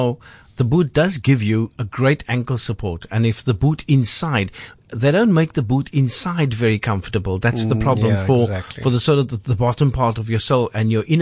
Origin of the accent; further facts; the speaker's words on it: Cape Town, Western Cape, South Africa; I grew up hiking on Table Mountain when you could still sleep over on the mountain